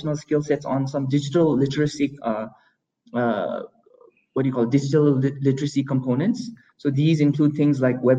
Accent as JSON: {"language": "English", "country": "Bhutan", "said": "here in Bhutan"}